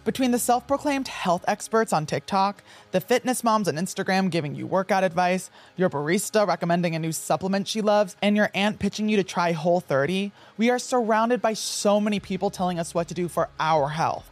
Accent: New Jersey, United States; I grew up in New Jersey

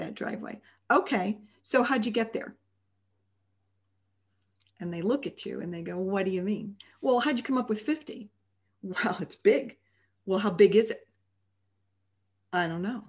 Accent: Chicago, Illinois, United States; moved away; we're originally from Chicago

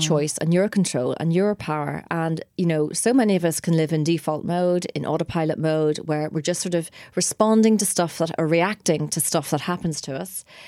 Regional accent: Ireland; we're Irish as well

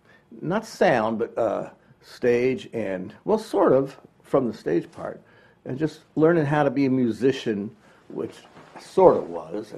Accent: Evanston, Illinois, United States; moved away as an adult; also born or lived in Memphis, Tennessee; now in Gainesville, United States; I was born in Memphis and raised in Chicago, Evanston, actually, the suburb where Northwestern is.

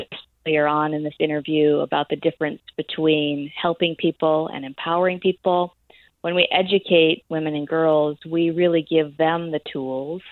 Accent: United States; I am an American and I was born in a different place on the planet

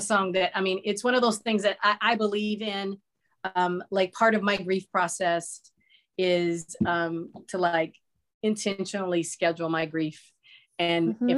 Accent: Los Angeles, California, United States; now in Phoenix, United States; I'm originally from Los Angeles

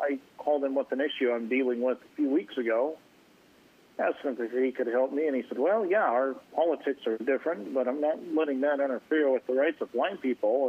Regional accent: Ontario, Oregon, United States; I grew up in Ontario, Oregon, it's pretty conservative

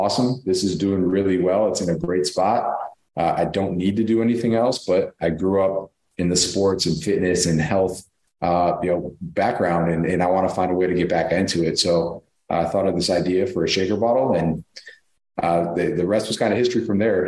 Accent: Buffalo, New York, United States; also born or lived in Amherst, New York; I grew up in Buffalo, New York

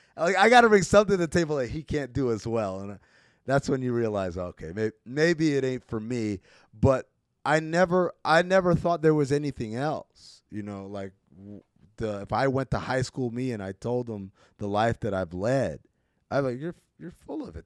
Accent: New York, United States; also born or lived in Sudan; I'm from New York

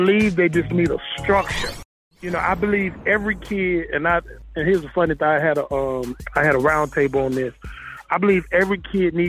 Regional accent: Tallahassee, Florida, United States; I'm from Tallahassee, Florida. I'm from the Hill, baby.

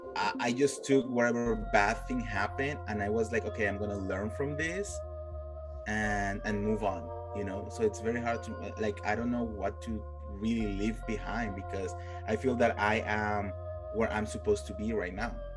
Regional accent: Colombia; moved away as an adult; now in Los Angeles, United States; I'm originally from Colombia, mm-hmm. and I moved here uh, to LA. It's going to be nine years this year that I moved here.

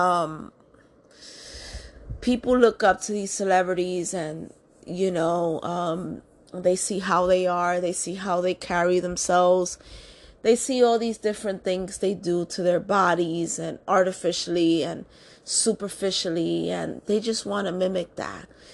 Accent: New York City, New York, United States; I'm born and raised in New York City

